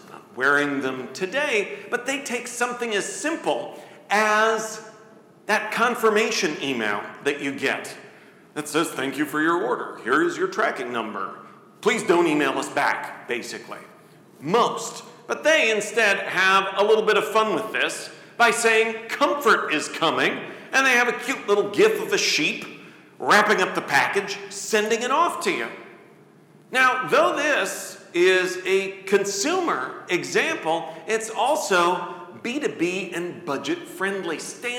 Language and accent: English; Coralville, Iowa, United States; She is currently running to be my hometown of Coralville's first female mayor.